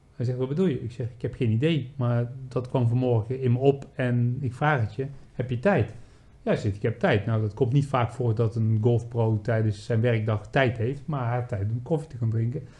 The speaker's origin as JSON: {"language": "Dutch", "country": "Netherlands", "moved": "yes", "said": "als Nederlanders"}